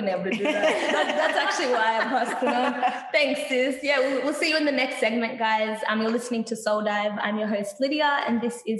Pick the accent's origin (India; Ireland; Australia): Australia; I'm Aussie, mate.